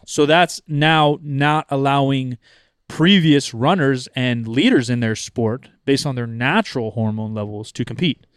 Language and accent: English; United States; I'm fucking American